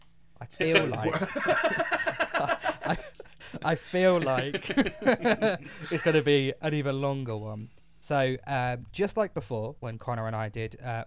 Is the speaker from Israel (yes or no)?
no; England, United Kingdom; I'm English